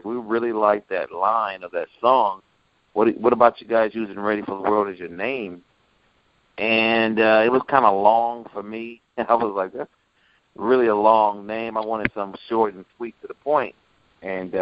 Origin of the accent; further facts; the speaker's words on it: Clarksdale, Mississippi, United States; I was born in Clarksdale, Mississippi